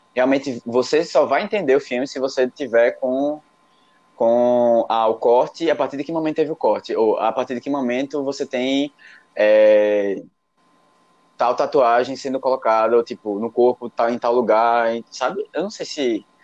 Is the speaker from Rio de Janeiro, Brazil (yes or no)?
no; Recife, Pernambuco, Brazil